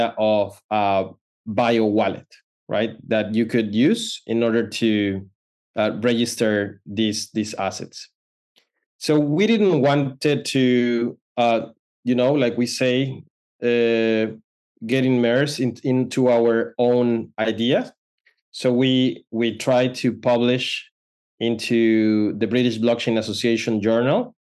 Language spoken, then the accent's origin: English; Mexico; moved away as an adult; now in Palo Alto, United States; I'm originally from Mexico, but right now I'm in Palo Alto, California. So decided to come in 2015